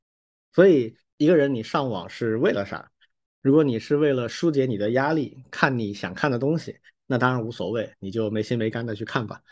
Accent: Wuhan, Hubei, China; first language Chinese; 我是武汉人啊，我武大的

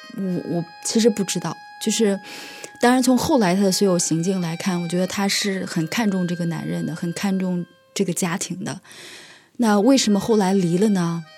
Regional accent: Henan, China; 今年三十四岁，我在河南的一个农村长大

